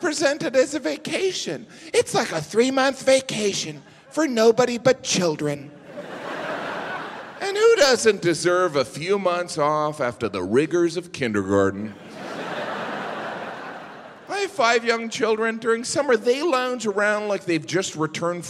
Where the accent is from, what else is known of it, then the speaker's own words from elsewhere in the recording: Midwest, United States; I'm from the Midwest